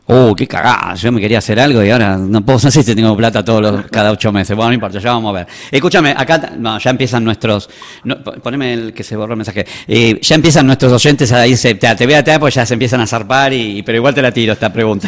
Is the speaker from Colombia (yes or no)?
no; Buenos Aires, Argentina; also born or lived in Tucumán; now in San Miguel de Tucumán, Argentina; desde que estoy viviendo acá en Tucumán, yo soy de Buenos Aires, así que adopté Tucumán como mi segundo hogar